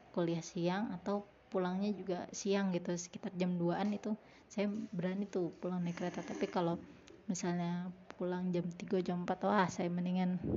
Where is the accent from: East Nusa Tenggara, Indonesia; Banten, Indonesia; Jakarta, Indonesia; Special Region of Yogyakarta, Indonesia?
Jakarta, Indonesia; saya tahu Santirama karena dulu waktu kecil saya tinggal di daerah Cipete jadi saya tahu Santirama